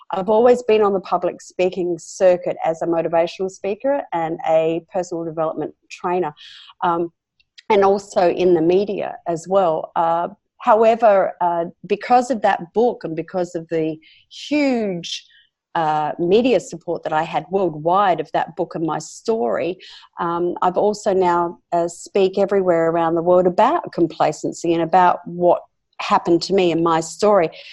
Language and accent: English; Australia; accent: Australian; This is where I'm born and bred